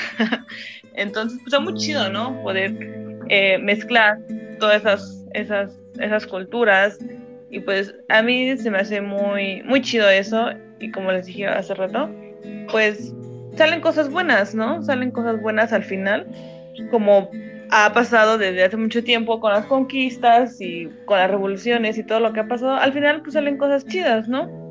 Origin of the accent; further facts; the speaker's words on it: Mexico; moved away; Como mexicanos